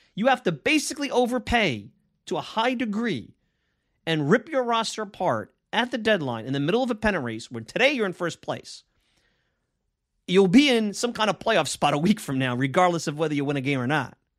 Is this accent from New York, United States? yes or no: yes; New York City, New York, United States; now in Long Island, United States; I grew up in Bensonhurst